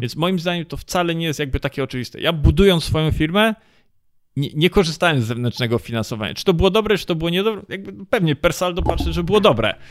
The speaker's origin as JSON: {"language": "Polish", "country": "Poland"}